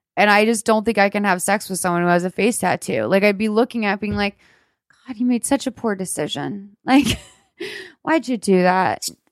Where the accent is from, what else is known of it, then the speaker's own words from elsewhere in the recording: Lexington, Massachusetts, United States; also born or lived in Marshfield, Massachusetts; I grew up in Lexington, but I spent my summers in Marshfield